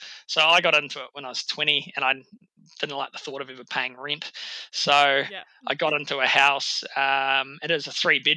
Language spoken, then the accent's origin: English; New Zealand; It's my hometown. It's actually where I've set up my gym now.